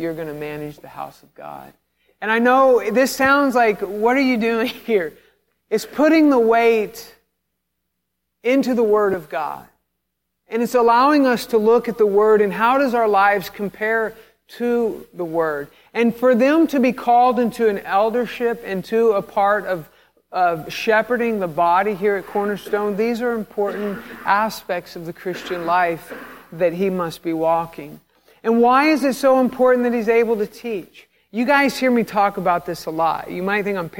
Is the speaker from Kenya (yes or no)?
no; Fayetteville, Arkansas, United States; I'm from Fayetteville, Arkansas